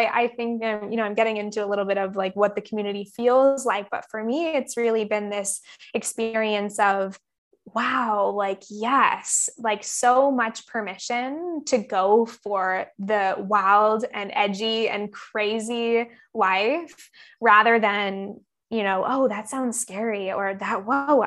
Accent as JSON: {"language": "English", "town": "Campbell River", "region": "British Columbia", "country": "Canada", "tie": "born or raised there", "moved": "yes", "lives_now": "Bali, Indonesia", "said": "I was back in Camp River, my hometown, for maybe 4 months during COVID."}